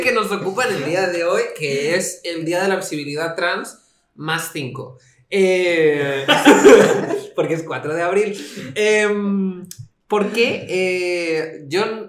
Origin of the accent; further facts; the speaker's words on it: Spain; crecí en España